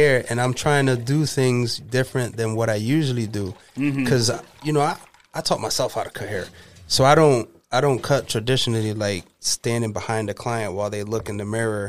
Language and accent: English; Waterbury, Connecticut, United States; I grew up in Waterbury.